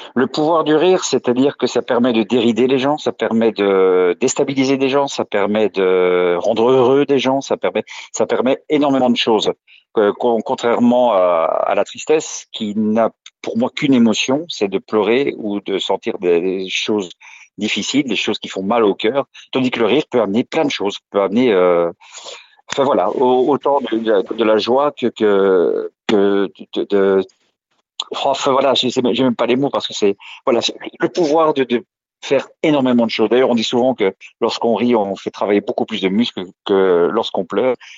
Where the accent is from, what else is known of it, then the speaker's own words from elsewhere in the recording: Brussels, Brussels-Capital Region, Belgium; je suis belge, je suis né à Bruxelles le 7 juin 1972